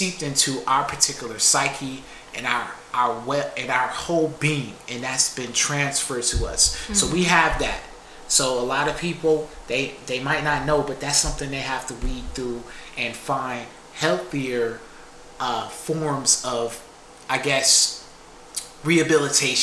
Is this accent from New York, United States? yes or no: yes; Buffalo, New York, United States; I am from Buffalo.